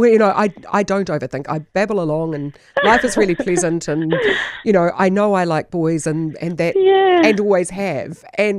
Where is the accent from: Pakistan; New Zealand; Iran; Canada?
New Zealand; also born or lived in Pukekohe / Tokoroa / Tūrangi / Waihi; growing up in Pukekohe Tokoroa Tūrangi Waihi, I just, in the 70s